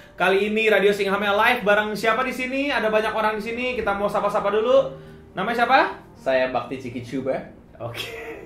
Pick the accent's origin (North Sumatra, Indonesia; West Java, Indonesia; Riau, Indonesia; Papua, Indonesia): West Java, Indonesia; Depok; gue dari Depok mainnya ke Pondok Labu